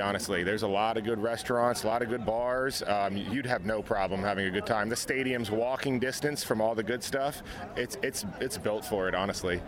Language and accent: English; Nashville, Tennessee, United States; I'm from Nashville, Tennessee